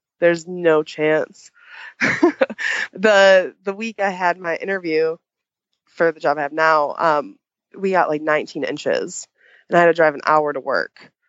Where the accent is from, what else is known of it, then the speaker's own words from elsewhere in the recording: Chicago, Illinois, United States; moved away as an adult; I'm actually from Chicagoland area originally.